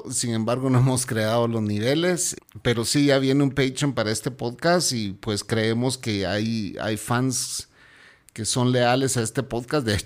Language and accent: Spanish; Guatemala; Hola señor. … ¿cómo están?